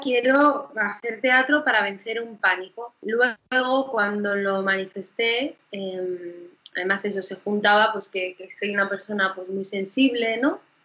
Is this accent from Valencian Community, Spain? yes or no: no; Galicia, Spain; moved away; also born or lived in Barcelona / Madrid; yo soy gallega